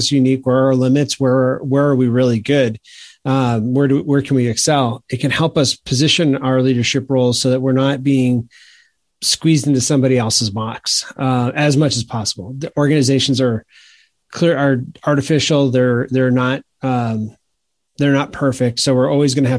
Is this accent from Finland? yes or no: no; Maine, United States; now in South Carolina, United States; I grew up in Maine.